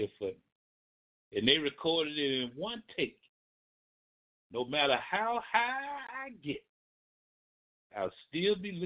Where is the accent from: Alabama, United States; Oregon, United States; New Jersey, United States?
Alabama, United States; Birmingham; I grew up in Kingston, Alabama